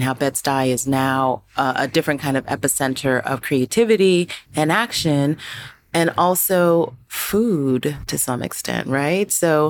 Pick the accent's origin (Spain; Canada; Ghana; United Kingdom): Ghana; I know it because we're both Ghanaian